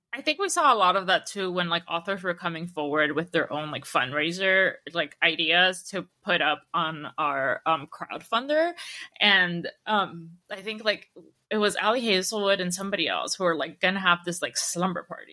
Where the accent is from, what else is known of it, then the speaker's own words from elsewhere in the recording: Peru; I was born in Peru